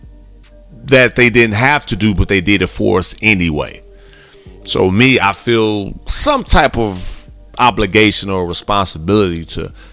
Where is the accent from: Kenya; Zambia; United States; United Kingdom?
United States; Gary, Indiana; I grew up in Gary, Indiana, mom had me at 16